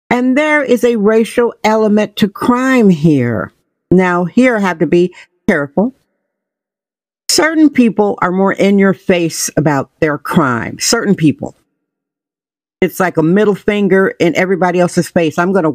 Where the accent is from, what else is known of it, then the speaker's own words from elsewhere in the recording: Wisconsin, United States; now in San Francisco, United States; I'm originally from Wisconsin.